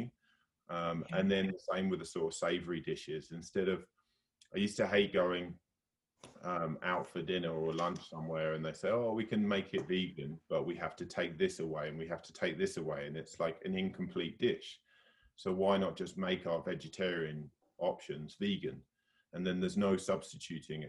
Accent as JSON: {"language": "English", "area": "the London area in the Southeast", "region": "South East England", "country": "United Kingdom", "tie": "born or raised there", "also_born_or_lived": "Bristol, United Kingdom / Australia / New Zealand", "moved": "as an adult", "lives_now": "Whistler, Canada", "said": "So we were both sort of grew up on the East Coast, like the London sort of area in the Southeast"}